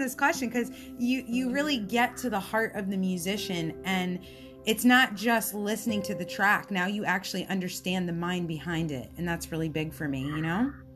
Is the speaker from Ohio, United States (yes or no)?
no; Florida, United States; I'm a Florida girl. Um, I was born in Florida and I love South Florida